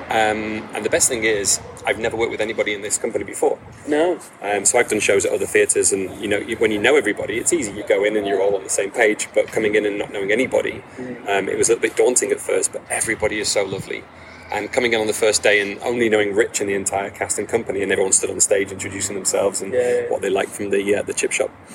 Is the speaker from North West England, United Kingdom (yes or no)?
yes; Bolton, North West England, United Kingdom; I was born and raised in Bolton. Um, I'm, a Bol- I'm a Boltonian